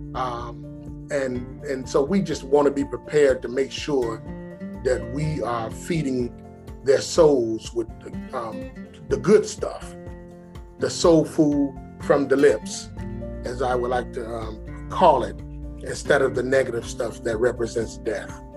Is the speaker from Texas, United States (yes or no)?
no; Chicago, Illinois, United States; now in Atlanta, United States; I'm from Chicago